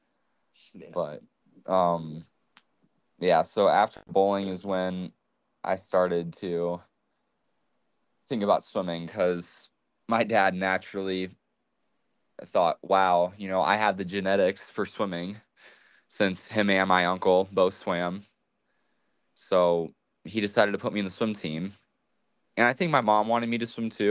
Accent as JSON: {"language": "English", "region": "Arizona", "country": "United States", "tie": "born or raised there", "also_born_or_lived": "Michigan", "said": "we moved to Arizona when I was 3"}